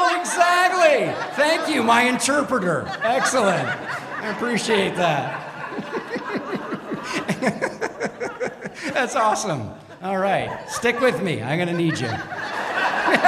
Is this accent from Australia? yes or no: no; Toronto, Ontario, Canada; also born or lived in Montreal, Canada; when I was very young, my parents moved us to Toronto.